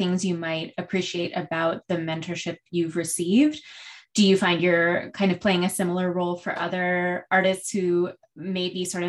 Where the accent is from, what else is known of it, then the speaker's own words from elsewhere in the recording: New Mexico, United States; I'm from New Mexico